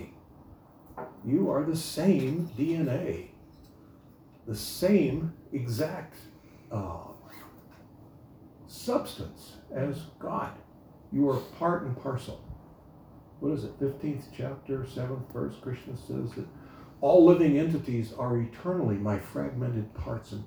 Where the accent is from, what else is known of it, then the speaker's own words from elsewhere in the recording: United States; Even though I was born in America, I didn't know how to speak English